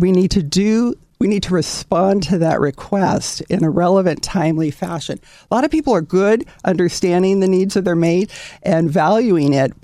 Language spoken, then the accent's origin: English; Southern California, United States; I'm a native Californian to the marrow of my bones. I'm very proud Southern California.